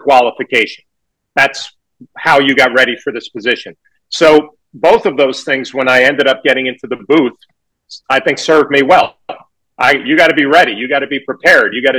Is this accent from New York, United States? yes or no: yes; New York, United States; growing up in New York